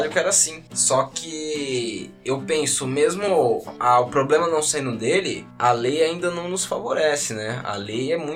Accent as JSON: {"language": "Portuguese", "country": "Brazil", "said": "mais culacho, porque aí, como bom brasileiro, eu meti a carteirada, né?"}